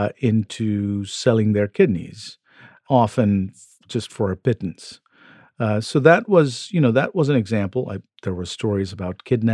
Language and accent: English; Kolkata, West Bengal, India; I was born in Kolkata, which used to be known as Calcutta in West Bengal, India.